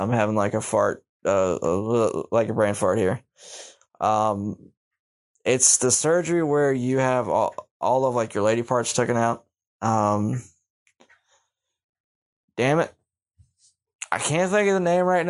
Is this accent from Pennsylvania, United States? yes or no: yes; Pittsburgh, Pennsylvania, United States; moved away as an adult; also born or lived in Baltimore, Maryland; I grew up in Baltimore City before I moved in Pittsburgh, but I consider Pittsburgh my home.